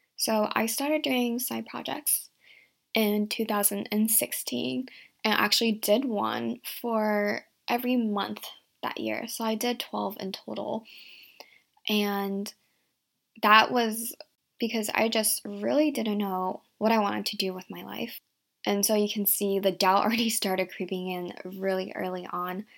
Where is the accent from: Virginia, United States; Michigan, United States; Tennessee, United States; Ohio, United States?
Virginia, United States; also born or lived in Shanghai, China / San Francisco, United States; grew up in a small town in Virginia